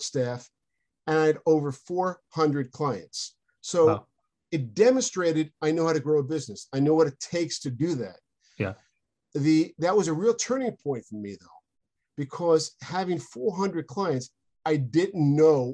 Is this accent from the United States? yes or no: yes; Long Island, New York, United States; moved away as an adult; also born or lived in San Diego, California; I'm from Long Island, New York, and I went to law school in San Diego, California